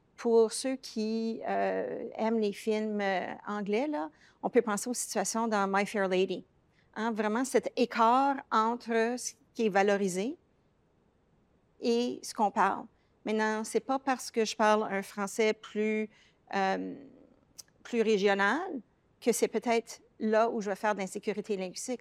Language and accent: French; Toronto, Ontario, Canada; accent: francophone accent of the Greater Toronto Area; mon accent, moi, révèle que j'ai surtout grandi dans la région du Grand Toronto. Ce n'est pas un accent anglophone, c'est un accent francophone du Grand Toronto.